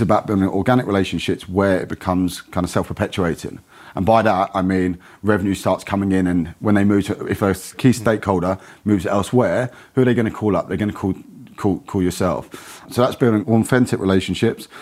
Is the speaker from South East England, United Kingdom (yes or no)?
yes; Kent, South East England, United Kingdom; moved away as an adult; also born or lived in London; I grew up in Kent, moved down to London at nineteen